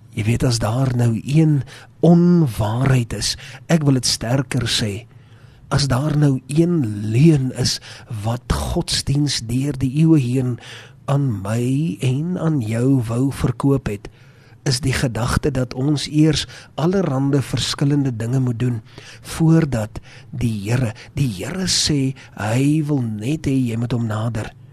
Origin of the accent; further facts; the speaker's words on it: South Africa; ons het groot geword in Suid-Afrika met die woord van God